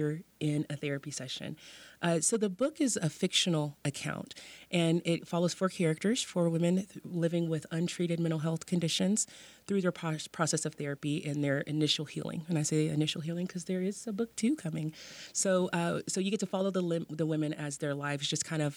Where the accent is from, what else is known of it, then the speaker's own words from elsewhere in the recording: Dallas, Texas, United States; also born or lived in Austin, Texas; now in West Texas, United States; I am a Texas native. I grew up in Dallas